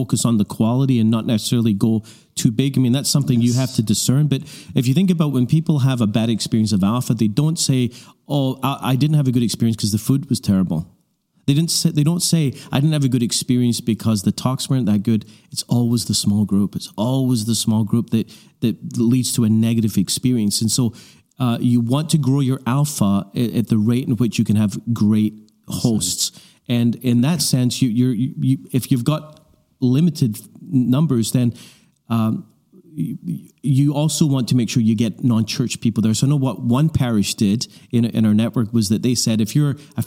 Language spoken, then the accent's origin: English; Canada; we're from Canada